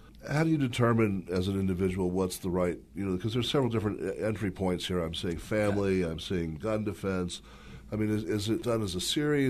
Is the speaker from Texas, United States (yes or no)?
yes; Texas, United States; I'm from Texas.